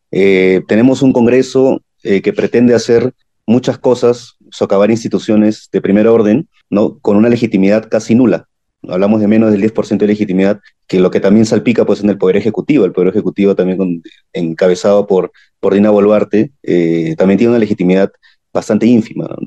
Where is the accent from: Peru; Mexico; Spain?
Peru; ya desde como ciudadanos peruanos lo, vemos a diario, ¿no?